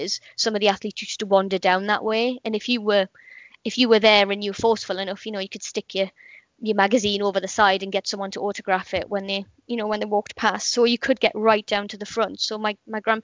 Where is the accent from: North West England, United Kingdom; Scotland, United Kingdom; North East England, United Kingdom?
North East England, United Kingdom; Gateshead; moved away as an adult; now in Portsmouth, United Kingdom; I was born in Gateshead, which is in the northeast of England